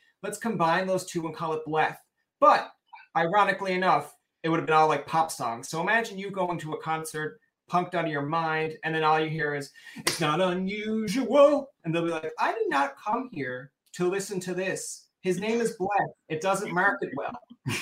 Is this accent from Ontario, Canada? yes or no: no; Newfoundland and Labrador, Canada; I'm a Newfoundlander here in Canada